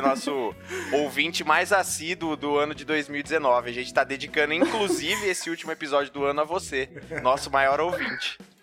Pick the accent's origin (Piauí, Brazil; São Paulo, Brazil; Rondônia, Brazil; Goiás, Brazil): São Paulo, Brazil; Ribeirão Preto; falando também diretamente de Ribeirão Preto